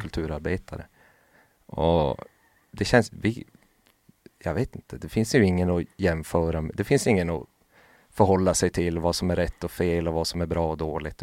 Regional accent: Lapland, Sweden; jag är ju från Lappland

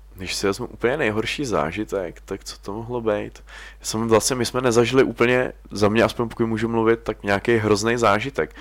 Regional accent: Czechia; we are from Czech Republic

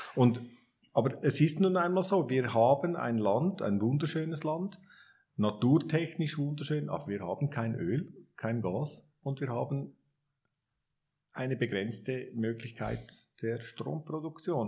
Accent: Switzerland; wir als Schweizer

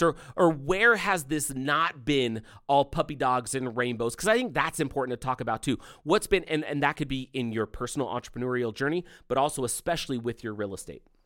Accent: California, United States; when I was growing up, growing up in California

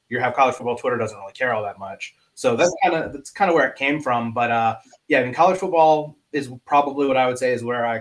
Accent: Atlanta, Georgia, United States; moved away; also born or lived in Connecticut; I grew up in the South. I grew up in Atlanta

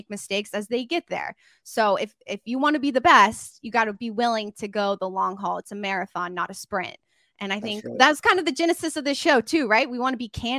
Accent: the Carolinas, United States; I'm from the Carolinas

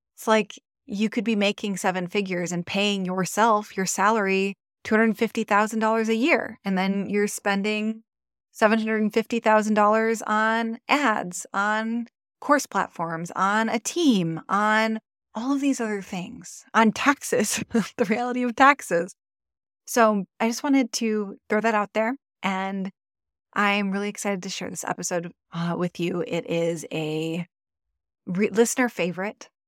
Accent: Michigan, United States; now in Maui, United States; I'm originally from Michigan, the Midwest

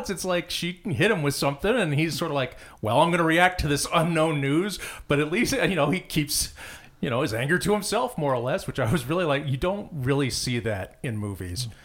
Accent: Phoenix, Arizona, United States; I came from Phoenix, which is not a small town, but it has that feel to it sometimes.

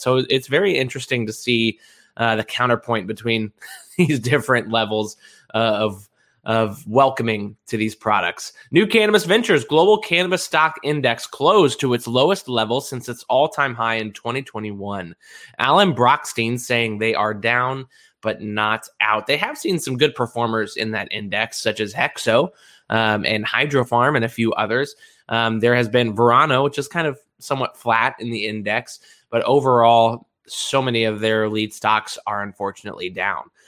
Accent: Kentucky, United States; my home state of Kentucky

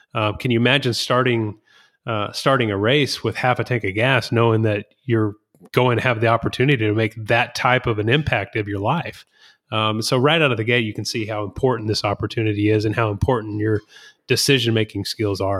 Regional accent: Whitehouse, Texas, United States; growing up in White House, Texas

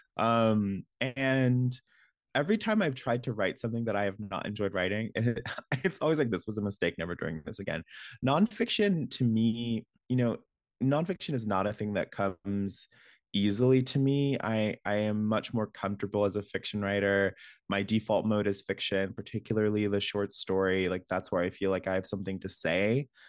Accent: Alabama, United States; moved away; I'm from Alabama

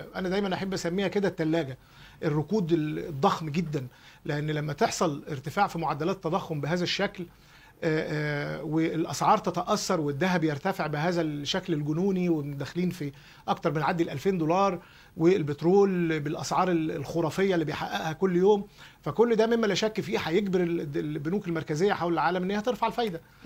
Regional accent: Egypt; عندنا في مصر

